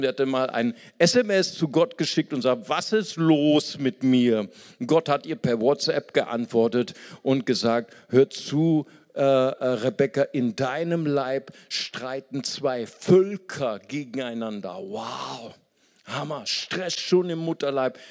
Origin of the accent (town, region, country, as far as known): Germany